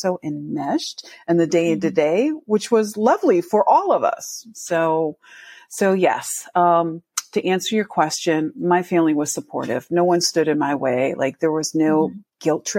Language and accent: English; Connecticut, United States; also born or lived in New York; now in Seattle, United States; being an East Coaster, I'm from Connecticut, but consider myself a New Yorker because I worked in New York for 10 years.